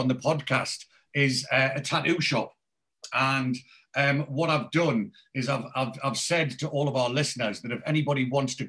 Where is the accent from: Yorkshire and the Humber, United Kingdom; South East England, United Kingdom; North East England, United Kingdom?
North East England, United Kingdom; Newcastle upon Tyne; accent: Geordie; moved away as an adult; now in Reading, United Kingdom; As you can tell by my accent, I'm originally a Geordie, but I left there when I was 19